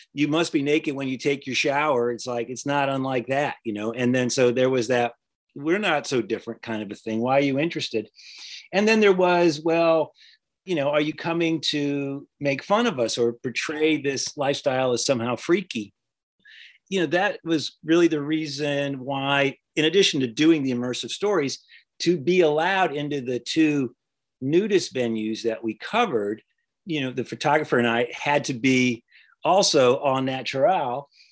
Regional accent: the South, United States; I'm from the South

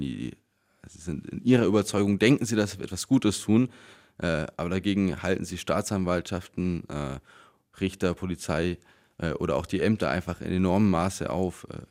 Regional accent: Allgäu, Bavaria, Germany; bei uns im Allgäu

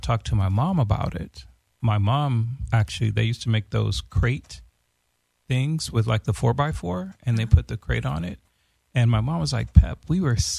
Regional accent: Los Angeles, California, United States; also born or lived in Watts, Los Angeles / Florence, Los Angeles; I was raised in Venice

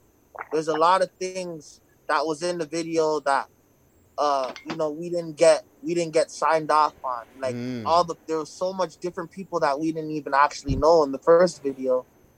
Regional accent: Toronto, Ontario, Canada; I'm from Toronto

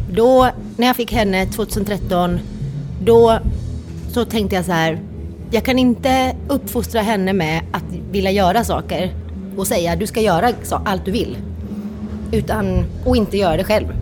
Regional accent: Timmernabben, Kalmar County, Sweden; Jag är ju från Timmernabben. Ja. ja, Mönsterås kommun. Och uppvuxen på den festivalen

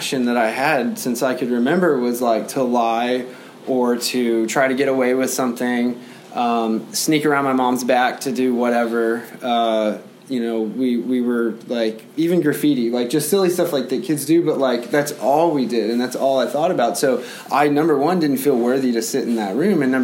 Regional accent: San Antonio, Texas, United States; I was born in San Antonio

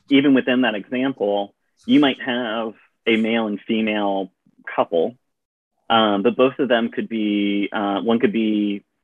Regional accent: Virginia, United States; born there; So you know, I uh, I was born in Virginia. We moved around a bit, um, but y'all has somehow stuck in my uh, vocabulary

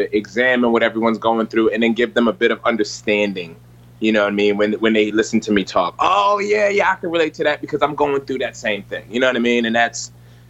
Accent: Philadelphia, Pennsylvania, United States; I'm from Philadelphia

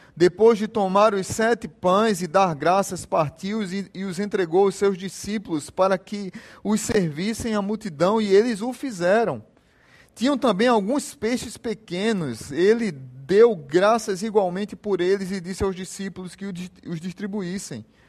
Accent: Jaboatão dos Guararapes, Pernambuco, Brazil; quando eu era pequeno, lá em Jaboatão, primeira igreja batista de Jaboatão, tinha uma campanha na nossa igreja

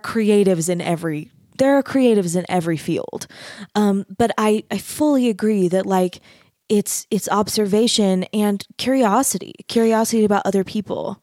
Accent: Mesa, Arizona, United States; moved away as an adult; also born or lived in Utah / North Texas; I grew up in Mesa, Arizona

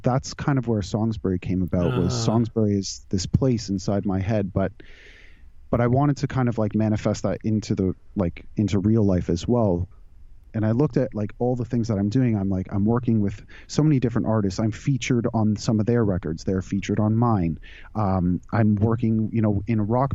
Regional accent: suburb outside Toronto, Ontario, Canada; also born or lived in California; now in Toronto, Canada; I grew up in just outside Toronto, in a suburb outside Toronto

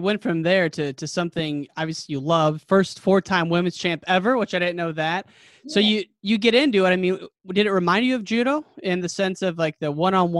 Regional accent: Illinois, United States; I'm from Illinois

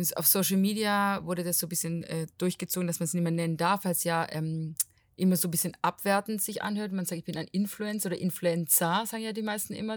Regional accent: Portugal; now in Stuttgart, Germany; Ich bin aus Portugal, aber wohne in Stuttgart

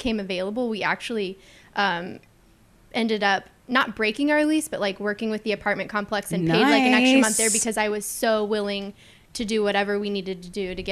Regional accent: Corpus Christi, Texas, United States; also born or lived in Oklahoma City; I very much still consider myself Corpus Christian because I grew up here

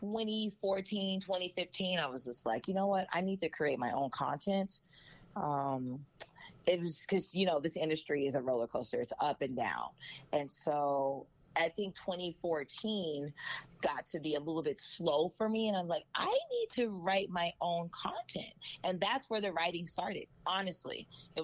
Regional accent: Los Angeles, California, United States; also born or lived in Cerritos, California / Berkeley, California; I am from California. I'm from Los Angeles. I went to school in Cerritos

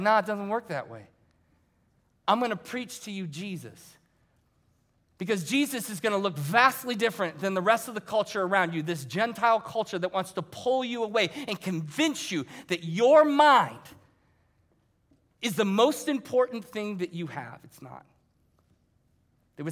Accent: Ohio, United States; moved away; I was coming from Ohio because that's where I grew up.

